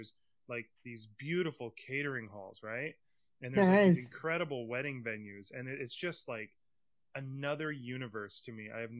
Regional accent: Iowa, United States; moved away as an adult; now in New York, United States; I'm from Iowa and I'm new to the city, because I've only been here for almost 10 years

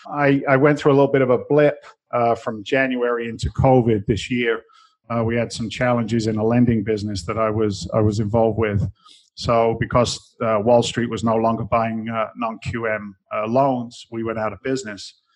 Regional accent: London, United Kingdom; moved away as an adult; now in United States; I came I came from England originally. I was born in London

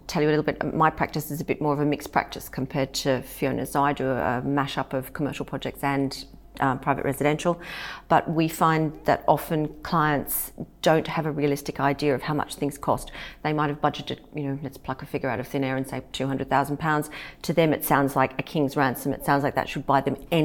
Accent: Australia; moved away; I'm from Australia.

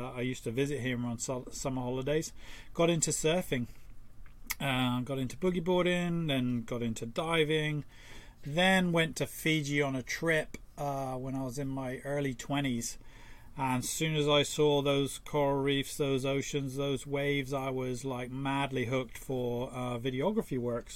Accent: Torquay, South West England, United Kingdom; I grew up in Torquay

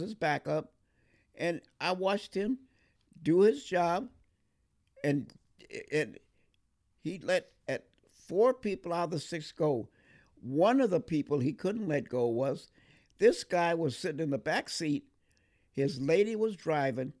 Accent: Monrovia, California, United States; I was born and raised in Monrovia

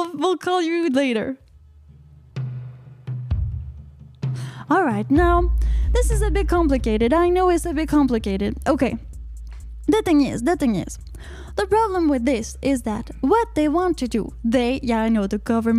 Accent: Canada; I'm from Canada

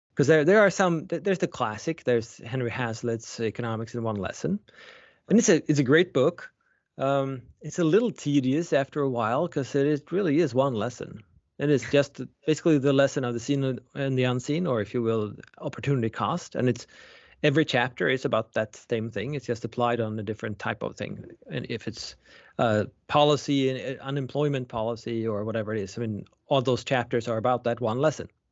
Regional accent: Sweden; moved away; I was born and raised in Sweden.

